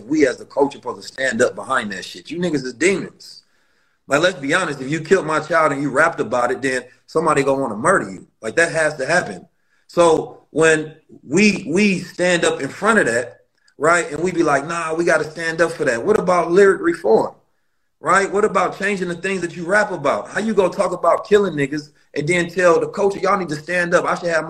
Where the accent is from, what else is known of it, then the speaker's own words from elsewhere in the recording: St. Louis, Missouri, United States; also born or lived in Oakland; I'm from Oakland, and I grew up in St. Louis, so I know the streets very well.